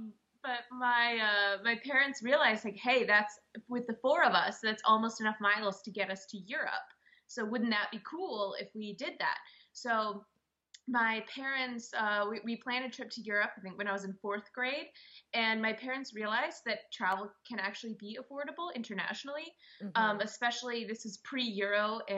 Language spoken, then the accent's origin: English; Seattle, Washington, United States; moved away; also born or lived in China; So I'm originally from Seattle in the U.S.